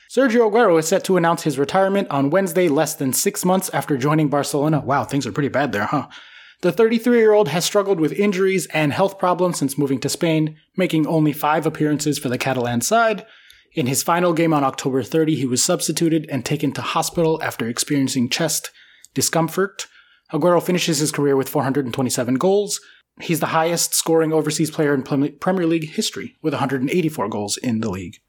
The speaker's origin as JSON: {"language": "English", "country": "United States", "said": "the American"}